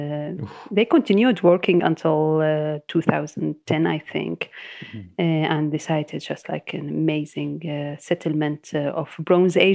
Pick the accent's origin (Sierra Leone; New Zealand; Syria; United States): Syria; Damascus, Damascus Governorate; I am from Damascus, the capital